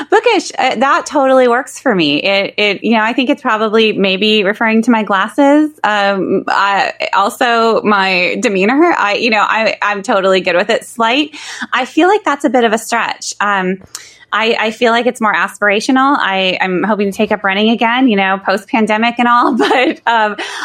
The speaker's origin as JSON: {"language": "English", "town": "Sioux Center", "region": "Iowa", "country": "United States", "tie": "born or raised there", "said": "my hometown, Sioux Center, Iowa."}